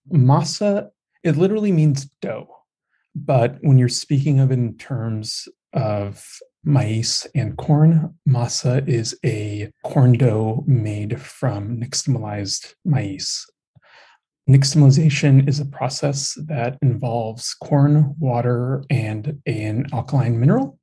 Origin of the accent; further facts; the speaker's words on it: United States; I'm also an American born Mexican, second generation